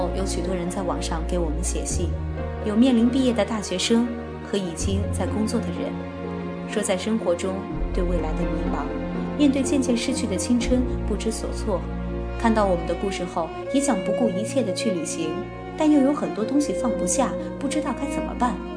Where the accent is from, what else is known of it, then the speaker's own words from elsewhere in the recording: China; 我们中国人